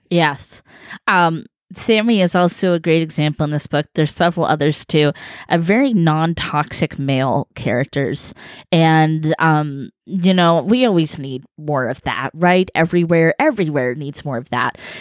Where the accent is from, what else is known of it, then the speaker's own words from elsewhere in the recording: California, United States; a Californian, uh, from Cali